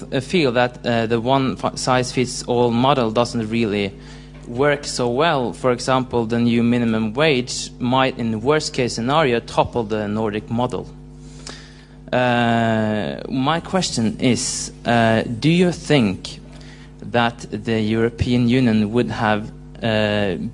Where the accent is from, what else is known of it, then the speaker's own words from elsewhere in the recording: Norway; I'm from Norway